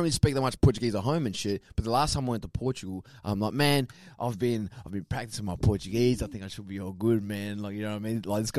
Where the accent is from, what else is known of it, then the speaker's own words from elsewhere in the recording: Spearwood, Western Australia, Australia; Because me, I'm fucking born and raised here. I still call myself Aussie.